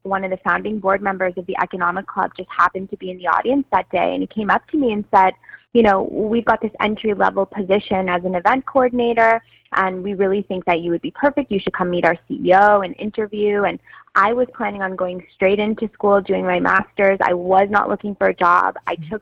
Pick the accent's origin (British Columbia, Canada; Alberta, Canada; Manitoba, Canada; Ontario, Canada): Ontario, Canada; Toronto; I grew up in Toronto